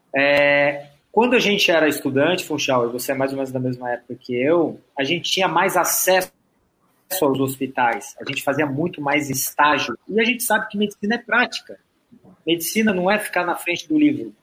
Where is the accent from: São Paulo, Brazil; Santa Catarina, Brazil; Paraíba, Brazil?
Santa Catarina, Brazil; Florianópolis; eu sou daqui de Floripa, né? Eu estudei aqui.